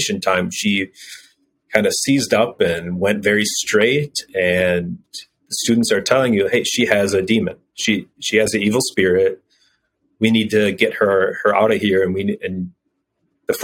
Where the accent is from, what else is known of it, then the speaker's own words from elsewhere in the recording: United States; moved away as an adult; I'm an American